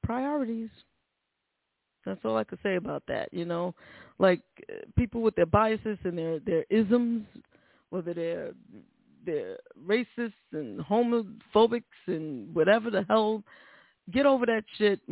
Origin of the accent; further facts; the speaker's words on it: New York City, New York, United States; that's my hometown. That's my hometown. And born and raised, still work in New York